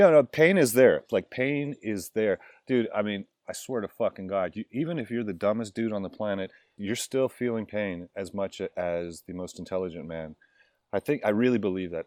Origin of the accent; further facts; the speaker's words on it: Miami, Florida, United States; I grew up in Miami